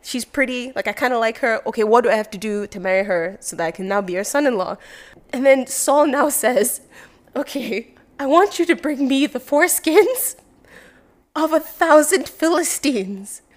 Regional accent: Nigeria; moved away; the mentality of being overly competitive as a Nigerian came because it is so competitive at home

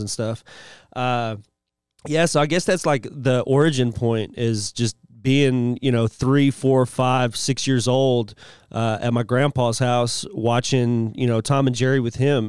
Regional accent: United Kingdom; now in United States; I'm actually a British national.

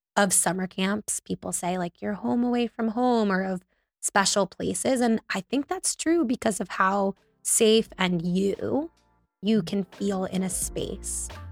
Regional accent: North Miami Beach, Florida, United States; also born or lived in Davie, Florida; I grew up in North Miami Beach

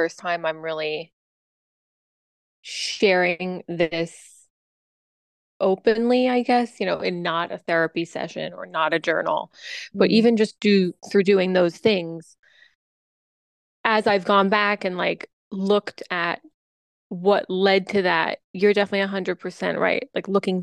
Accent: New York, United States; also born or lived in the South (US); I was from the South and I moved up to New York to live with a grandparent when I was about 8

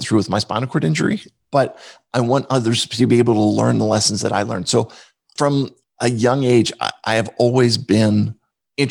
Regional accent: outside of Philadelphia, Pennsylvania, United States; I grew up outside of Philadelphia

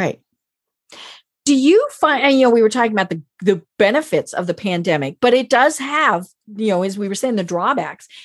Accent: Colorado, United States; I'm from Colorado

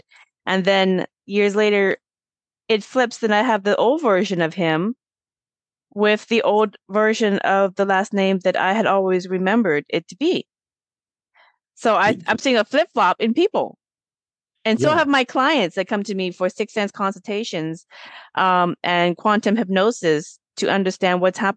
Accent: Auburn, Washington, United States; I grew up in Auburn, Washington

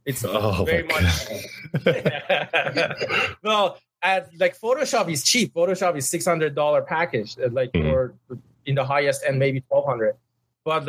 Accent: Tehran, Tehran Province, Iran; English is a second language; moved away as an adult; now in San Francisco Bay Area, United States; I come from Tehran. Tehran is a very big, like you know, city

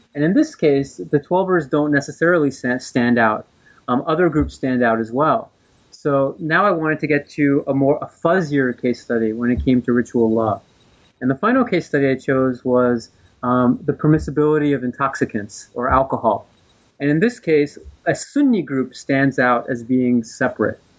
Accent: New Jersey, United States; I'm from the East Coast. I was raised in New Jersey

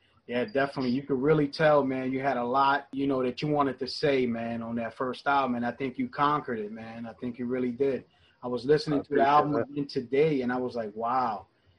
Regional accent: New York, United States; moved away; I'm originally from New York

